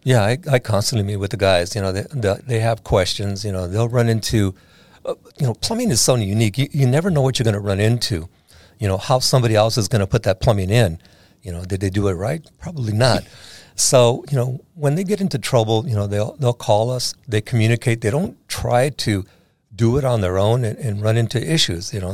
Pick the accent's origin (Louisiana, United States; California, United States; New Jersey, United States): California, United States; San Diego; I was born and raised in San Diego, so I, I know a lot of people in this town